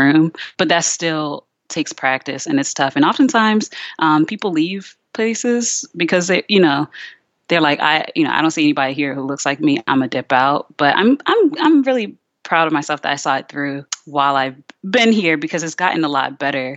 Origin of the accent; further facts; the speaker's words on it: Richmond, Virginia, United States; also born or lived in New Jersey; I grew up in Richmond, Virginia